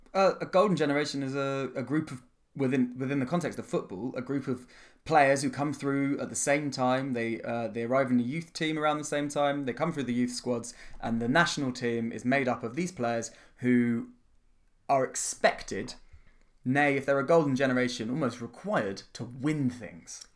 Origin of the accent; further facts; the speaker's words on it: London, United Kingdom; I was born in nineteen eighty-six in the Middlesex Hospitals.